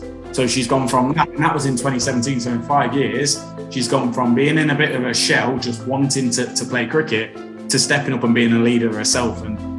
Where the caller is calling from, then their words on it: Leicestershire, East Midlands, United Kingdom; I'm calling from Leicestershire in the East Midlands.